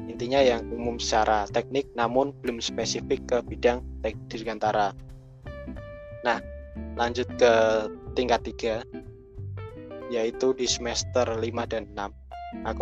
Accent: Central Java, Indonesia; cara ngomong mereka pun itu berbeda dengan saya yang berasal dari Rembang atau Pati dan sekitarnya

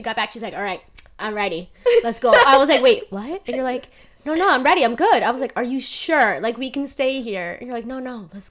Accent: Long Island, New York, United States; because we're from New York, I feel like we're... I mean, I'm still from Long Island, but I've gone to, you know, the city a lot growing up.

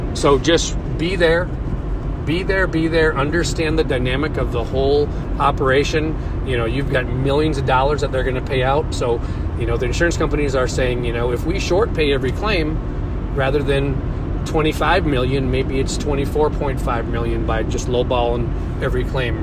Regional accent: Minnesota, United States; now in St. Louis, United States; I'm from Minnesota

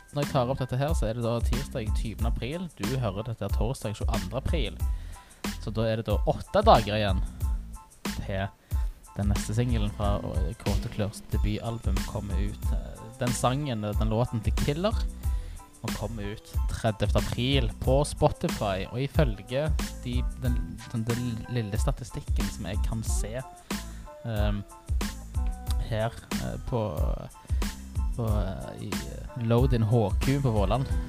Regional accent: Stavanger, Rogaland, Norway; also born or lived in Storhaug, Stavanger; jeg er født på Storhaug, men jeg vokste opp på Tasta

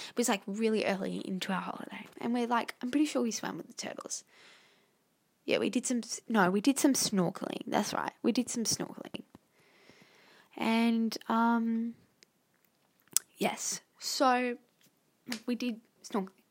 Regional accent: Australia; I'm Australian.

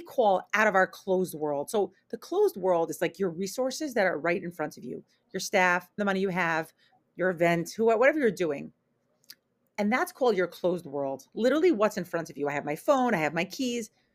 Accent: New York, United States; moved away as an adult; also born or lived in Israel; now in Portland, United States; I'm originally from New York

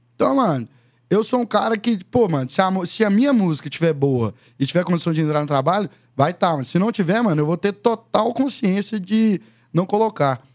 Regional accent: Conceição do Mato Dentro, Minas Gerais, Brazil; also born or lived in Belo Horizonte; sou de Conceição do Mato Dentro, Minas Gerais. É, fui nascido, criado lá, junto com a minha avó, até os 11 anos

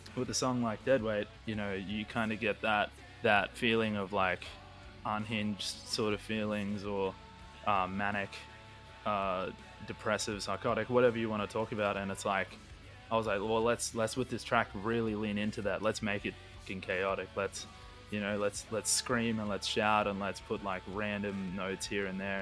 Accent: Queensland, Australia; we're we're from Queensland

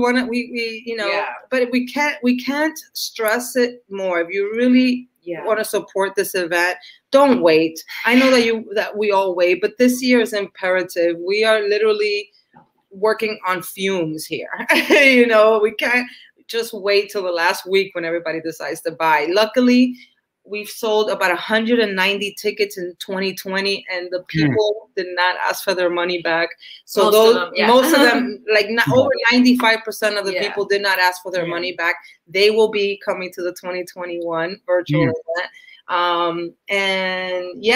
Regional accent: New York City, New York, United States; I'm also from Washington Heights, Dominican

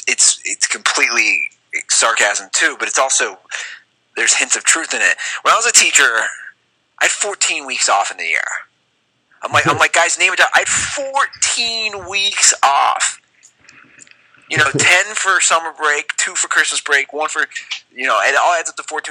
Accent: Cincinnati, Ohio, United States; moved away as an adult; also born or lived in Las Vegas; now in Los Angeles, United States; I'm from Cincinnati, but I taught 1 year in the great city of Las Vegas

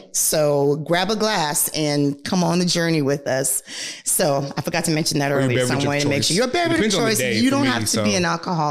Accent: Nigeria; moved away; I was born and raised in Nigeria

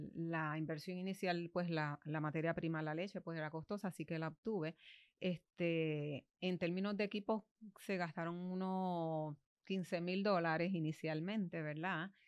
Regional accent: Bayamón, Puerto Rico; also born or lived in Hatillo; now in Manatí, Puerto Rico; Yo soy natural de Bayamón, ah. vivo en Manatí y trabajo en Atillo

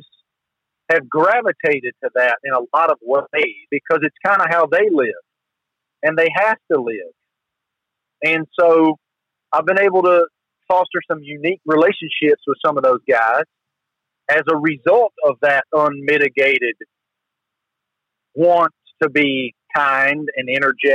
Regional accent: the South, United States; accent: Southern

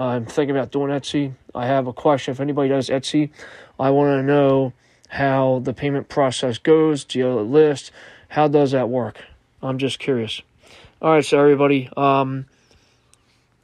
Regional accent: Philadelphia, Pennsylvania, United States; I'm from Philadelphia, PA

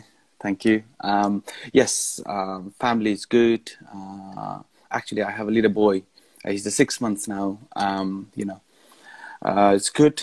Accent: Nepal; moved away as an adult; also born or lived in Kuwait; I'm originally from Nepal.

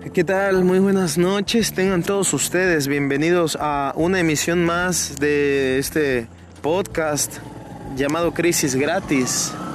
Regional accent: Mexico; en mi país

